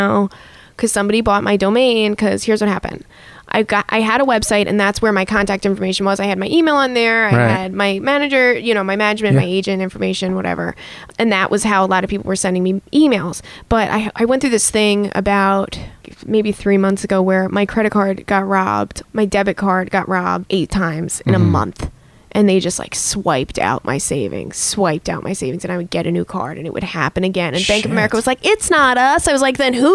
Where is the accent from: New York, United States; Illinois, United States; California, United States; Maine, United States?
New York, United States; Long Island; Long Island